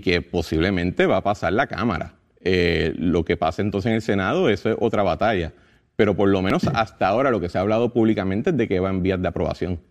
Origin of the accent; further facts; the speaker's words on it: Puerto Rico; los puertorriqueños